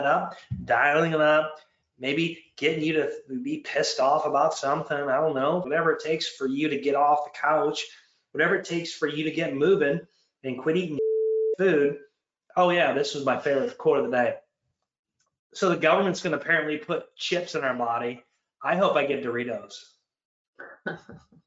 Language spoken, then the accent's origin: English; Michigan, United States; also born or lived in Canada; Michigan, my home state